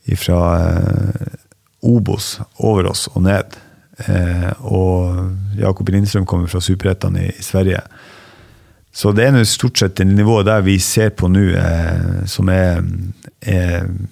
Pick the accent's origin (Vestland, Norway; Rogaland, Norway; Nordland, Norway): Nordland, Norway; Ballangen; accent: northern Norwegian; moved away as an adult; also born or lived in Harstad; now in Askim, Norway; Opprinnelig så er jeg fra en plass som heter Ballangen, i, eh, i Nordland. Eh, og så eh, flytta jeg til Harstad da jeg var elleve